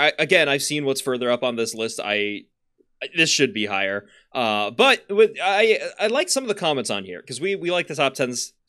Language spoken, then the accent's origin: English; Florida, United States; I grew up in Florida. I know that's not the south.